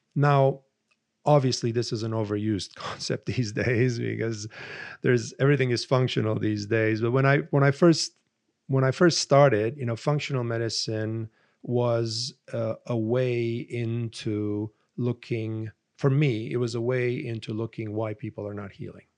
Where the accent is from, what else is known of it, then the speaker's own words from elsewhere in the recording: Romania; moved away as an adult; my father was an infectious disease specialist and growing up in Romania